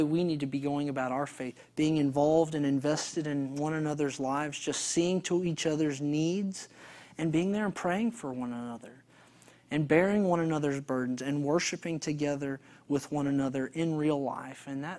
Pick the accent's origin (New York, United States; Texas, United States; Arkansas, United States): Texas, United States; All the men in this picture, we're all from Texas, consequently, which I thought was really ironic.